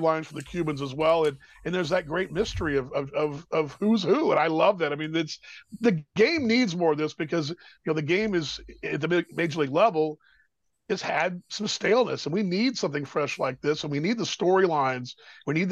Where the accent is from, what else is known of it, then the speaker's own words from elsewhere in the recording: Texas, United States; I'm a Texan first, but American as well